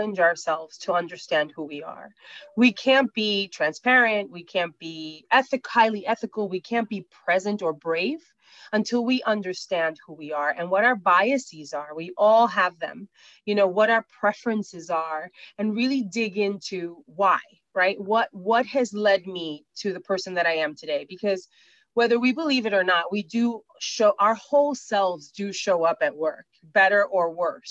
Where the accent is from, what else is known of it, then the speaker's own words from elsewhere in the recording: New York City, New York, United States; I'm from Brooklyn